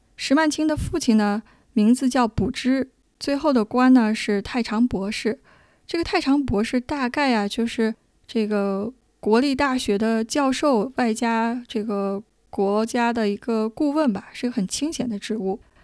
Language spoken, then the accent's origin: Chinese; China; 我们中国人